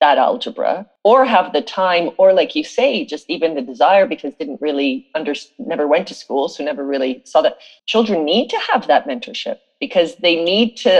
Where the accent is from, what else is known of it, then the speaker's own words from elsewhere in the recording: South Africa; I was born in South Africa.